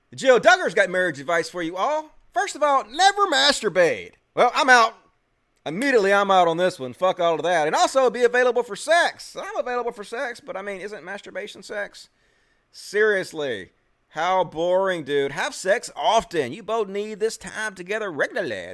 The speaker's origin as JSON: {"language": "English", "region": "Mississippi", "country": "United States", "tie": "born or raised there", "said": "I'm from Mississippi"}